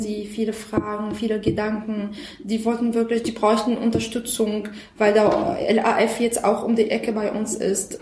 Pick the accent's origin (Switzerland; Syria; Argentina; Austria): Syria; German is a second language; moved away as an adult; now in Germany; ich komme aus Syrien. Ich lebe in Deutschland seit ungefähr sieben Jahren.